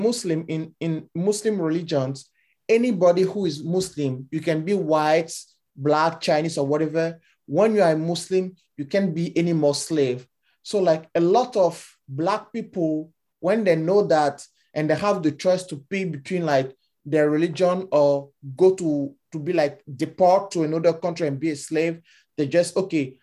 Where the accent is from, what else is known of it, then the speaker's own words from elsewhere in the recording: Benin; now in Canada; I grew up in Benin. It's a small country from West Africa